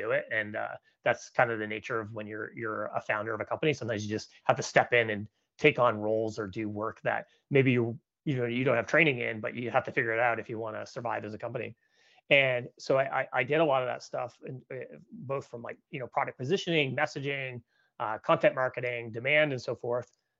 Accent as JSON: {"language": "English", "country": "Canada", "tie": "born or raised there", "moved": "as an adult", "lives_now": "San Francisco, United States", "said": "I'm a Canadian, so I grew up in Canada, and I've been living now in California for about 13 years."}